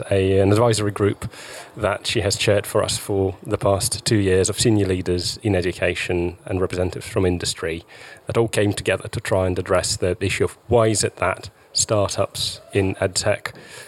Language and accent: English; Russia; now in United Kingdom; I'm from Russia originally